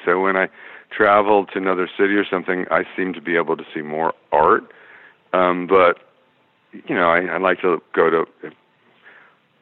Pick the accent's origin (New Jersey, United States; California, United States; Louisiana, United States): California, United States; Los Angeles; I grew up in the San Fernando Valley